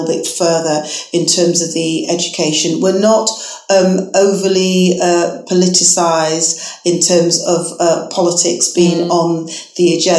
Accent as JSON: {"language": "English", "town": "Manchester", "region": "North West England", "country": "United Kingdom", "tie": "born or raised there", "moved": "yes", "lives_now": "Leicester, United Kingdom", "said": "my hometown, Manchester."}